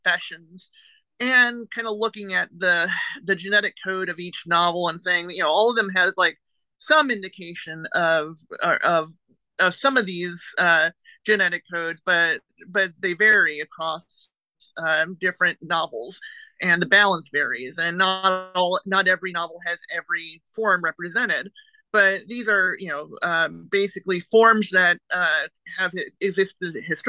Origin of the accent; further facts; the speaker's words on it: Maryland, United States; also born or lived in southern Indiana; now in Indiana, United States; I live in southern Indiana, and I grew up in Maryland